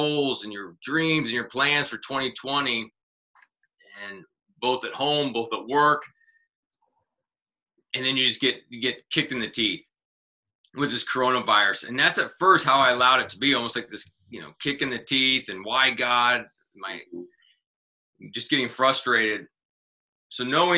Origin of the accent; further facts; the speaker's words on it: Kansas City, United States; moved away; I'm actually from Kansas City originally